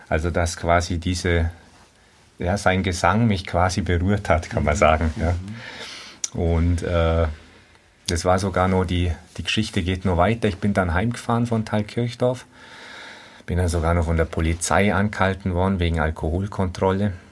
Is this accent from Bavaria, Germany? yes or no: yes; Bavaria, Germany; das Allgäu ist aber halt meine richtige Heimat, wo ich auch nicht weg will.